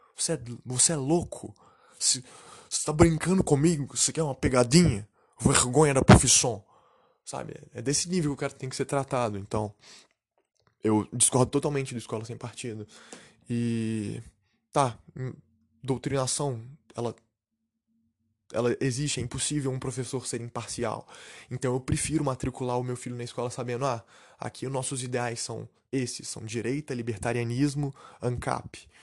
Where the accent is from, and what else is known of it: Brazil; now in Canada